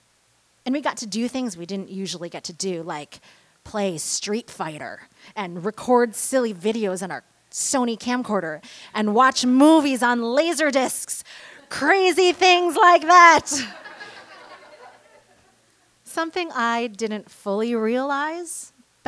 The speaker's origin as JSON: {"language": "English", "region": "Michigan", "country": "United States", "tie": "born or raised there", "moved": "yes", "said": "my younger sister, brother, and I were all born in Michigan, grew up there, and think of Michigan as home"}